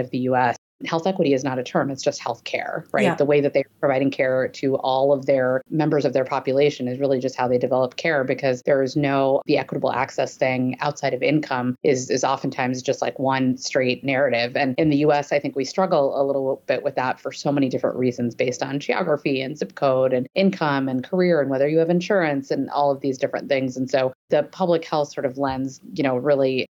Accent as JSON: {"language": "English", "town": "Anchorage", "region": "Alaska", "country": "United States", "tie": "born or raised there", "said": "I grew up in Anchorage, Alaska"}